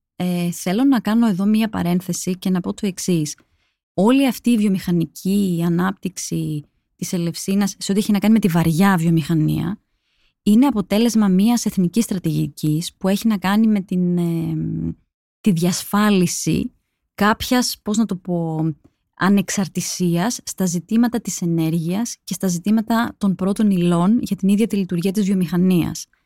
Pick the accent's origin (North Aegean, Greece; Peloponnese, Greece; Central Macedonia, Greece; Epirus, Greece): Peloponnese, Greece; Mani; κατάγομαι από τη Μάνη